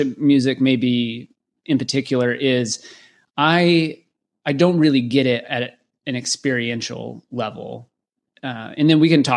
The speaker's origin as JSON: {"language": "English", "town": "Waco", "region": "Texas", "country": "United States", "tie": "born or raised there", "said": "growing up in Waco, Texas"}